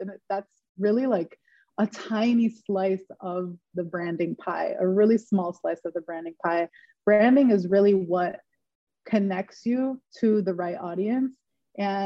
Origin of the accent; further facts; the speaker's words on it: Dearborn, Michigan, United States; now in Los Angeles, United States; I'm from Michigan, specifically Dearborn, Michigan, and now I currently live and work out